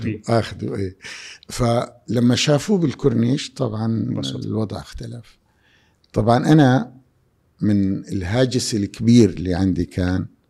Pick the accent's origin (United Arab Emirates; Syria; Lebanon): Syria; moved away as an adult; now in Jeddah, Saudi Arabia; بلدي سوريا